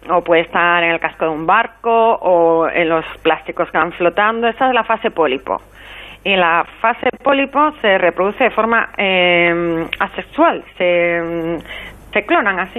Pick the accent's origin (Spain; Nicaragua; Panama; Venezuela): Spain; Galicia; now in Cádiz, Spain; yo soy gallega, pero aquí en Cádiz se comen las anémonas